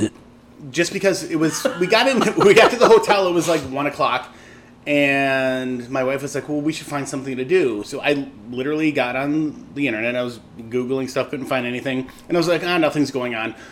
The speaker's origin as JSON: {"language": "English", "town": "Chicago", "region": "Illinois", "country": "United States", "tie": "born or raised there", "said": "growing up in Lincoln Square was a German neighborhood, and there's a bar down at the end of my parents' block"}